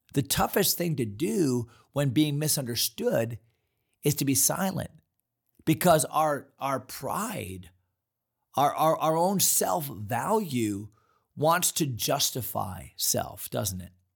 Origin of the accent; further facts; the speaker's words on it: East Hartland, Connecticut, United States; moved away; also born or lived in Fredericksburg, Virginia; we grew up in East Hartland, Connecticut